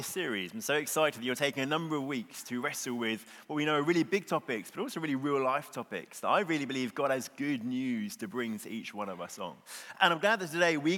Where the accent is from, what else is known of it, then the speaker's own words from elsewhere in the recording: Bexhill, South East England, United Kingdom; I am from Bexhill, which is a small seaside town on the southeast coast